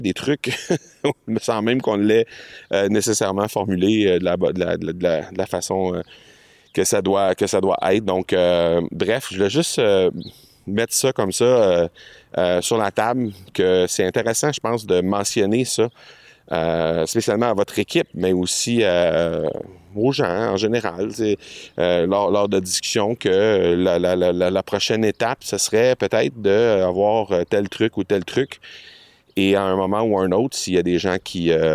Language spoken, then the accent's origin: French; Canada; chez nous au Canada